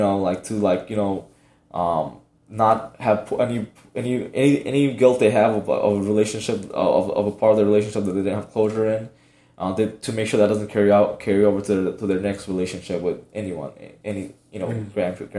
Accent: Miami, Florida, United States; Like I said, growing up in Miami, like parents didn't have much. We never went on vacation and whatnot.

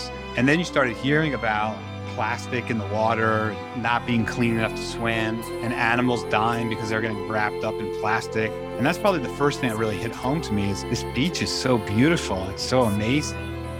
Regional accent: Israel; I grew up in Israel and always went to the beach and just had a great appreciation for the ocean and its beauty and its calmness.

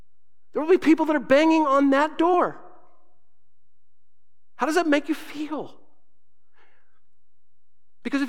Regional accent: Southern Arizona, United States; moved away; also born or lived in Grand Island, Nebraska / West Coast; I was raised in Southern Arizona

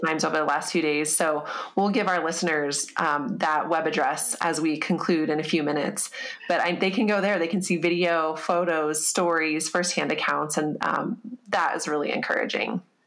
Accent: United States; as an American

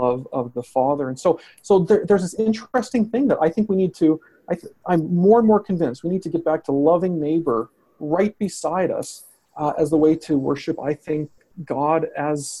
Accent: Canada; as a Canadian

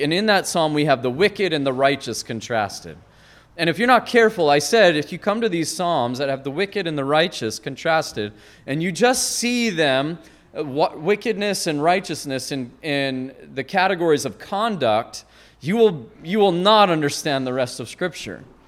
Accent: Great Falls, Montana, United States; moved away; not far from my hometown in Great Falls, and we used to go spelunking

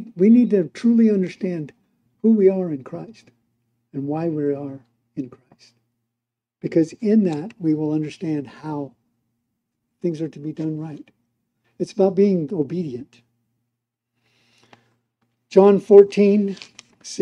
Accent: United States; moved away as an adult; now in Mexico; as an American

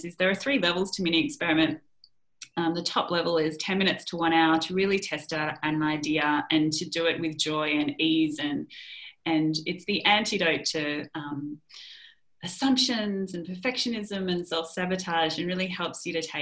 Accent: Melbourne, Victoria, Australia; also born or lived in London; we've just come back to our tribe, you know, let's enjoy the people who are near and dear to us in Melbourne

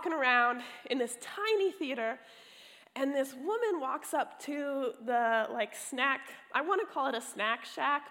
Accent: California, United States; I'm from California

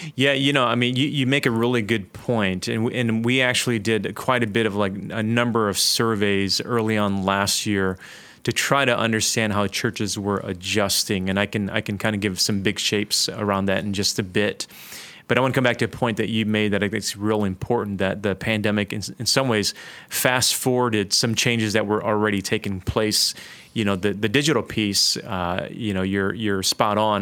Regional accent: Detroit, Michigan, United States; moved away as an adult; also born or lived in Toronto; I grew up in inner city Detroit.

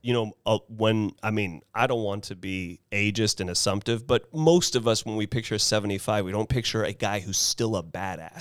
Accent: Carmel, California, United States; I get uncomfortable when I say I'm from Carmel

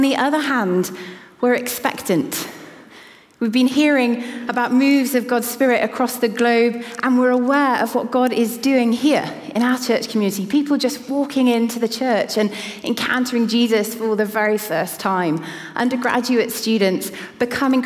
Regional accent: Cardiff, Wales, United Kingdom; moved away; the church that I grew up in Cardiff

